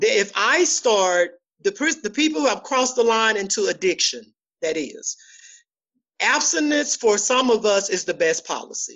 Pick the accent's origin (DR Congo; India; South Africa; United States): United States; Dallas, Texas; moved away as an adult; now in Fort Worth, United States; Oak Cliff. I'm from Dallas, Texas. I live in Fort Worth now